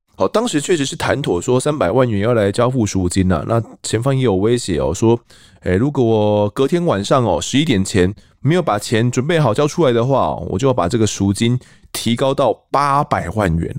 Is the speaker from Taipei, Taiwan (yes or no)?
no; Mituo, Kaohsiung, Taiwan; 小时候啊，我在我的家乡有米火